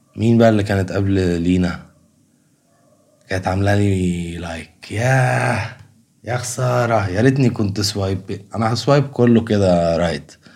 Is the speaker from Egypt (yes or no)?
yes; Egypt; كمصريين وكعرب